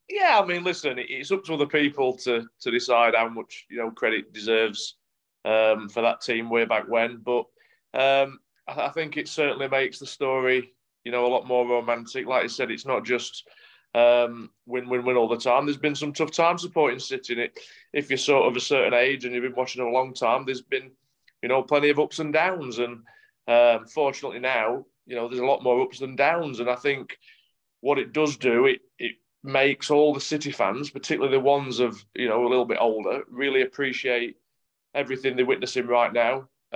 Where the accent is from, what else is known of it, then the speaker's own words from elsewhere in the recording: Yorkshire and the Humber, United Kingdom; accent: Yorkshire; they always think I'm from Manchester. Because that's where I sort of broke into the team as a young lad, and yeah, it's only, I think, my Yorkshire accent that sort of gives it away.